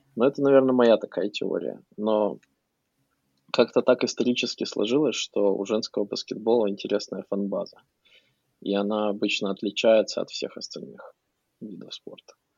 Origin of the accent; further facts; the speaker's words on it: Ukraine; now in United States